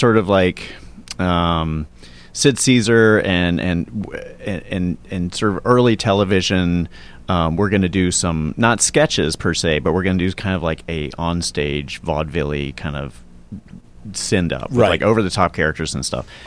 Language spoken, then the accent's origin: English; Charlotte, North Carolina, United States; moved away as an adult; also born or lived in Brooklyn, New York; now in Los Angeles, United States; I grew up in Charlotte